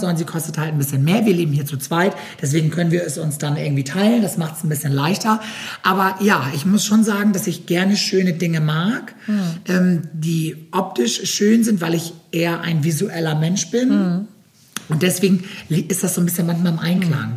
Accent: Germany; bei uns in Deutschland

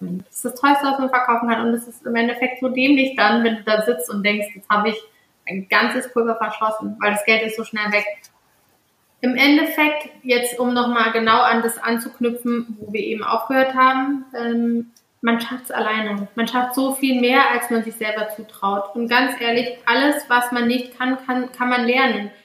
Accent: Cologne, North Rhine-Westphalia, Germany; Ich bin auch mit vielen Bloggern so aufgewachsen in dem Sinne, weil ich aus Köln komme

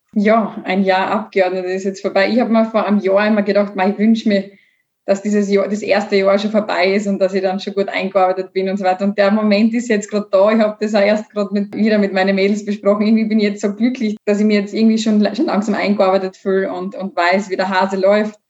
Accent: Bad Radkersburg, Styria, Austria; Ich komme ja aus Bad Radkersburg.

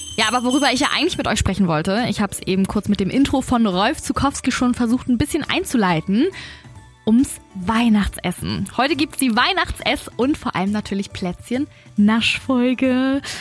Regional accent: Germany; bei uns in Deutschland

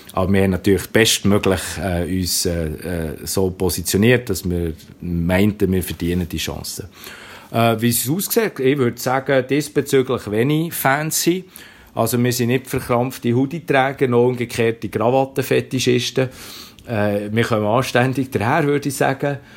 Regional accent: Bern, Switzerland; accent: Bernese German; ich habe etwas einen berndeutschen Akzent

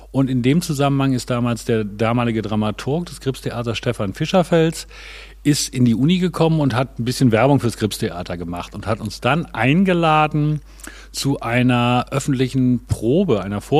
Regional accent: Gronau, North Rhine-Westphalia, Germany; Nee, ich komme aus dem Münsterland, also aus Gronau in Westfalen. Das ist an der deutsch-niederländischen Grenze ungefähr 50 Kilometer westlich von Münster.

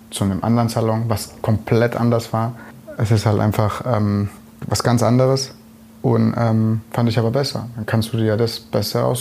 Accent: Bretten, Baden-Württemberg, Germany; born there; bin dann äh, bei mir, wo ich geboren bin, in Bretten, äh, bin dann dorthin zu einem Friseur.

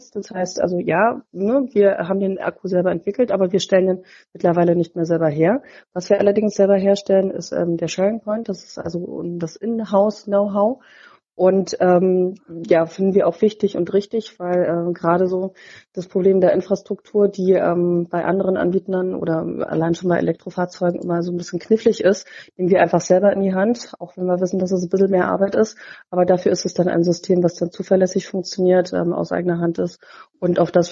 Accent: Berlin, Germany; ich bin 38 und komme gebürtig aus Berlin.

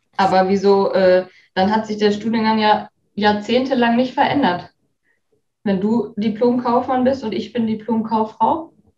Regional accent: Enger, North Rhine-Westphalia, Germany; also born or lived in Herford / Bielefeld; geboren in Herford und aufgewachsen in Enger, wo Enger. mein Papa auch immer noch wohnt

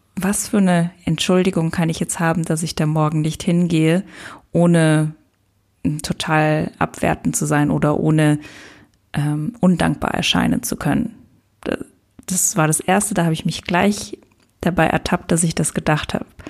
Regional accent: Luxembourg; moved away as an adult; also born or lived in Lisbon; meinen Freundeskreis aus meiner Heimat, aus Luxemburg, habe ich ganz liebe, ganz tolle Freunde, die ich auch schon ganz lange kenne

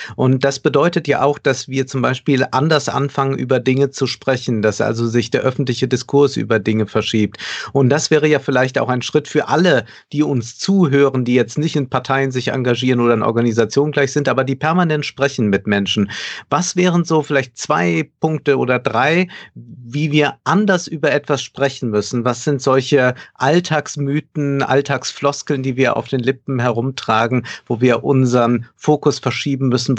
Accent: Germany

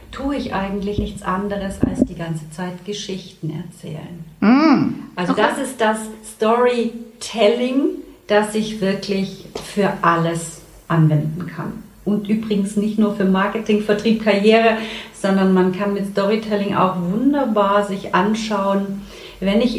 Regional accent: Saxony, Germany; now in Hamburg, Germany; hier aus Hamburg, nicht gebürtig in Hamburg. Ich komme aus dem tiefsten Sachsen und immer, wenn ich ein bisschen aufgeregt bin, hört man das auch.

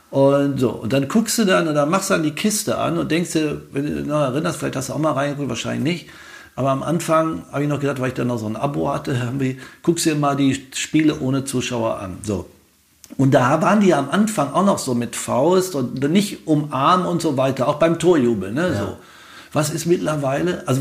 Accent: Wetter, North Rhine-Westphalia, Germany; also born or lived in Niedermarsberg; ich bin geboren in Niedermarsberg und da war er Pfarrer und äh, oder Vikar sogar, das ist die Vorstufe zum mhm. Pfarrer. Dann ist er nach Wetter gegangen, Wetter an der Ruhe.

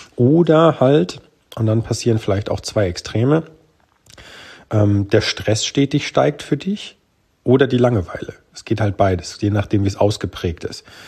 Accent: Germany; bei uns in Deutschland

